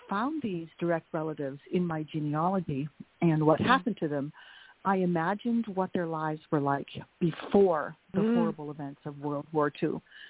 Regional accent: Estevan, Saskatchewan, Canada; first language Dutch; English is a second language; in little tiny Estevan, Saskatchewan, 9 miles north of the North Dakota border

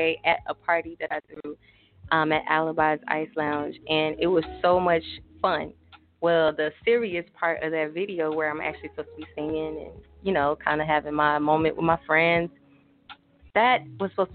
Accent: Little Rock, Arkansas, United States; moved away; my hometown from Arkansas, so Little Rock

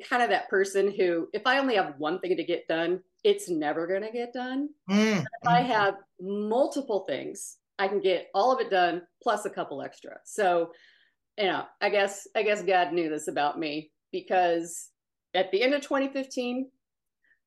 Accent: Omaha, Nebraska, United States; moved away as an adult; also born or lived in Dallas, Texas; I grew up in Omaha. I went to Dallas for school. I consider both of them my home because most of my people are in both.

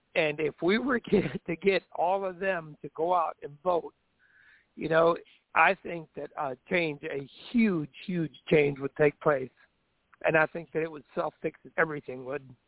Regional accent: Onarga, Illinois, United States; we grew up in Onarga, Illinois

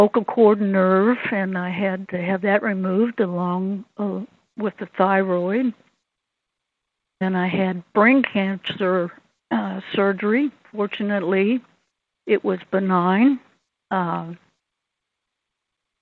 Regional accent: Lexington, Kentucky, United States; We're all from Lexington, Kentucky, although I have one brother that's a Buckeye

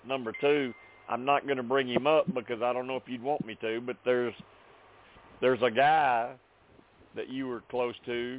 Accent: the South, United States; with my accent, you can't tell I'm from the South, can you?

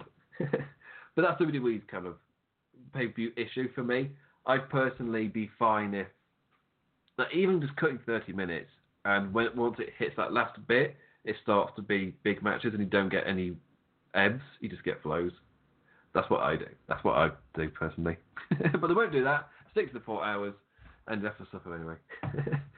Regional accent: England, United Kingdom; I'm English

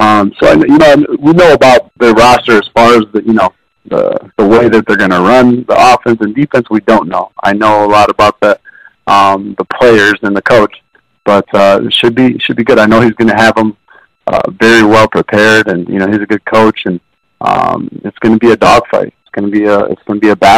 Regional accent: Holland, Michigan, United States; I grew up in Holland, Grand Rapids area

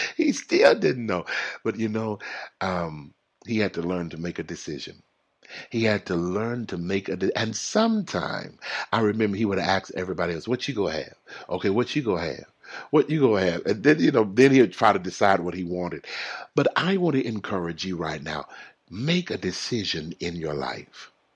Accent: Texas, United States; I'm from Texas

